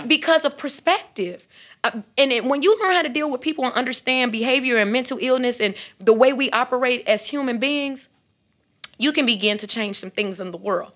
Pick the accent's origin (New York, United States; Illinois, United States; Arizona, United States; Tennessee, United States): Illinois, United States; Chicago; growing up in Chicago